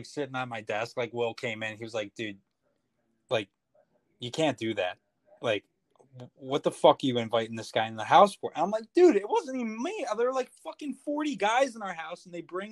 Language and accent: English; New Jersey, United States; I'm from New Jersey